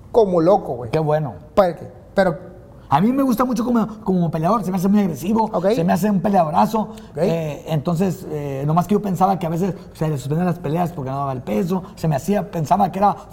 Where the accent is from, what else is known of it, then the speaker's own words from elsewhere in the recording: Mexico; Pero yo como, yo como mexicano no quisiera que se diera porque los dos los aprecio